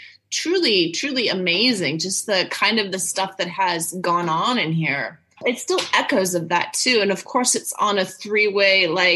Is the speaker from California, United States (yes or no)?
no; Chicago, Illinois, United States; I grew up in Chicago.